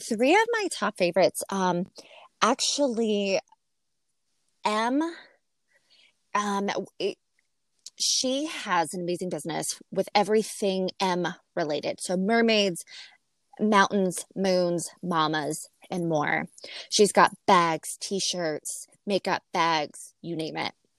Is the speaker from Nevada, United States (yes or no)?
yes; Laughlin, Nevada, United States; I'm from Laughlin, Nevada